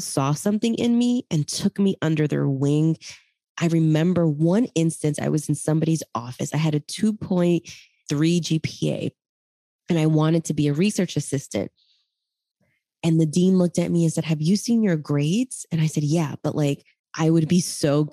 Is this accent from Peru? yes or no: yes; Callao, Peru; moved away; I grew up in Peru, Chimpún Callao